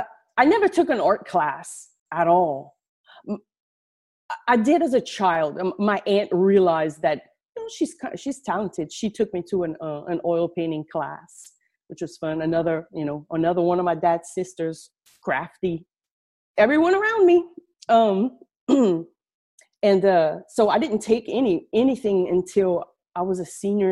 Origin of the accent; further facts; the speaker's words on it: Acadiana, Louisiana, United States; I'm from down south in Louisiana, way down south in Louisiana. I'm sure you can tell through my accent. We live in a region called Acadiana.